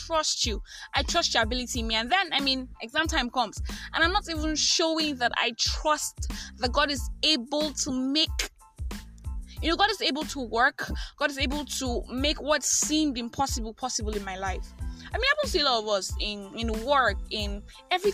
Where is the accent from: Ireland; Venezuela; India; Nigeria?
Nigeria; I am that Nigerian Christian talkaholic